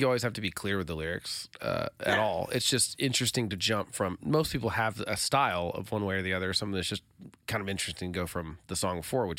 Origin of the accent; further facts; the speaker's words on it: Oklahoma, United States; I'm from Oklahoma. This is kind of strange.